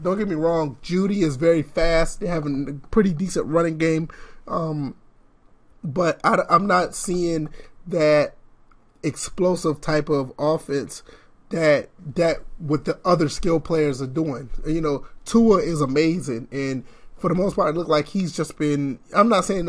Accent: Georgia, United States; I'm from Georgia, so I would love to see that happen.

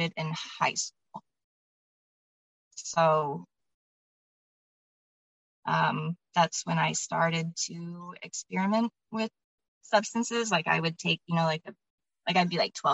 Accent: Omaha, Nebraska, United States; I'm from Omaha, Nebraska, for a little background information. But I've grown up in Omaha, Nebraska

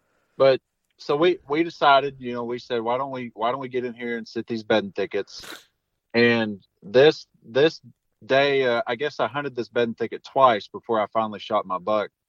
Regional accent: Arkansas, United States; You know, growing up in the Ozarks of Arkansas, you go out and you see 5 deer sit.

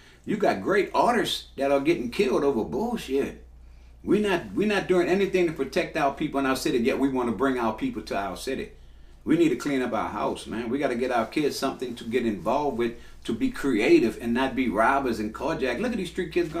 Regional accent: New Orleans, Louisiana, United States; moved away as an adult; also born or lived in Texas; Born and raised in New Orleans, 1950, at Charity Hospital

